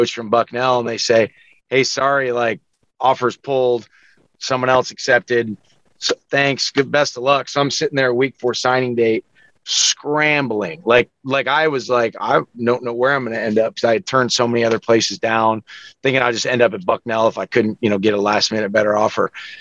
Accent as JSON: {"language": "English", "town": "Wichita", "region": "Kansas", "country": "United States", "tie": "born or raised there", "also_born_or_lived": "San Diego", "said": "I grew up in Wichita. I went to school called Wichita Collegiate"}